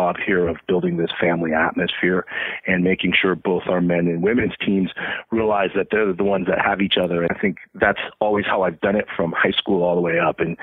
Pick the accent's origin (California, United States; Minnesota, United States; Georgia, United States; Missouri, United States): California, United States; Menlo Park; I grew up in the Bay Area, in Menlo Park. So right next to Stanford. I was actually born at Stanford Hospital